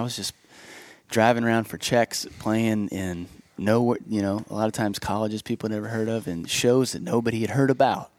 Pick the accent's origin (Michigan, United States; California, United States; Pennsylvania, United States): Pennsylvania, United States; Bethel Park; now in Nashville, United States; we were south about 30 minutes in a town okay. called Bethel Park